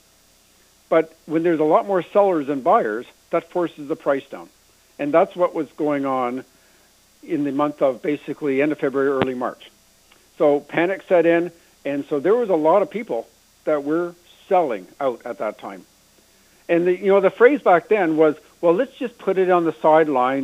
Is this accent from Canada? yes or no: yes; Canada; we're Canadian here